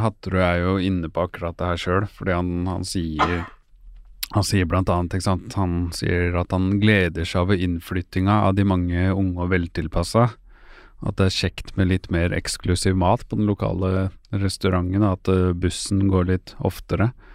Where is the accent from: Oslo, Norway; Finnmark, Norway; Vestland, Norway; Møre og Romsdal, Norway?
Oslo, Norway; moved away; så lenge jeg føler at jeg er fra Groruddalen, så er jeg fortsatt fra Groruddalen